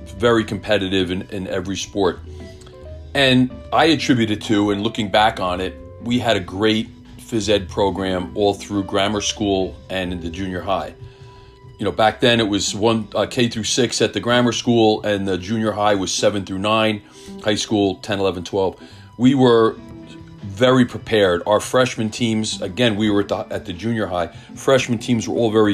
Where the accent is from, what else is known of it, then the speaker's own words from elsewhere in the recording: Millburn, New Jersey, United States; I grew up in Milburn